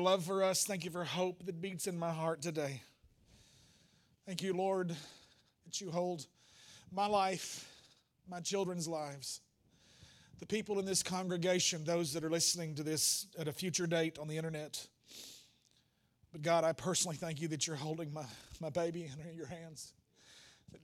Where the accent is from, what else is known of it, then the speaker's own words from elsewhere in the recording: the Bible Belt South, United States; we grew up in the Bible Belt South